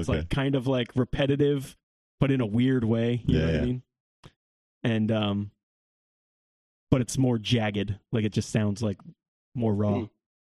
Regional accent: New York, United States; We're from New York. New York.

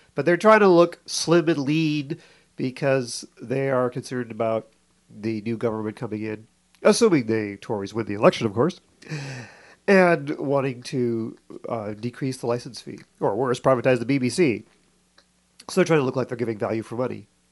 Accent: Canada; moved away; I grew up in Canada

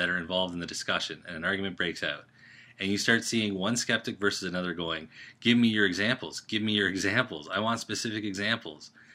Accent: Canada; I'm Canadian

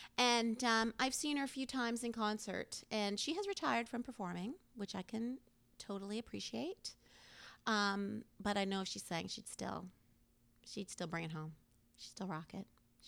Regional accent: the Maritimes, Canada; And you're from the Maritimes and I'm from the Maritimes.

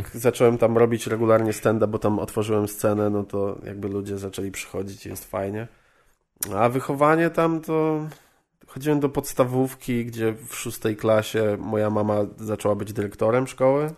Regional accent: Żagań, Lubusz Voivodeship, Poland; moved away as an adult; now in Wrocław, Poland; Pochodzę z Żagania, to mhm. jest woj, e, województwo lubuskie, niedaleko Zielonej Góry w sumie. E, no i tam mieszkałem do 19 roku życia. Tam, tam jakby chodziłem do szkoły, wychowywałem się

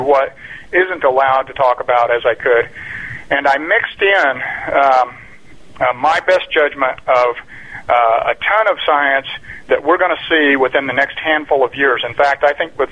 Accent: Roswell, New Mexico, United States; moved away as an adult; I was born in Roswell, New Mexico in 1956, and I grew up in a little town not far from there

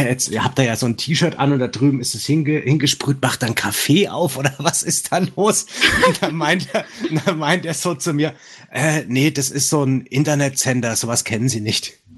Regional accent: Franconia, Bavaria, Germany; accent: Franconian; mein dämlicher fränkischer Dialekt

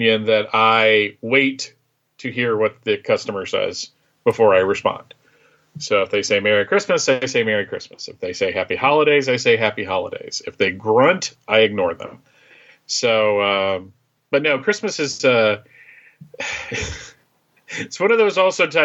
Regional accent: Bethlehem, Pennsylvania, United States; moved away; I grew up in Pennsylvania, right outside Bethlehem, Pennsylvania.

